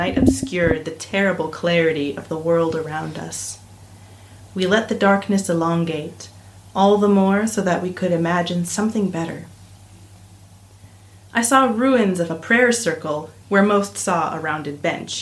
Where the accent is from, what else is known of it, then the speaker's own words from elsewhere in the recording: Minnesota, United States; moved away as an adult; also born or lived in Iowa, United States / Paris, France / Hangzhou, China; I am originally from the United States, from the state of Minnesota. It's in the north, pretty close to Canada.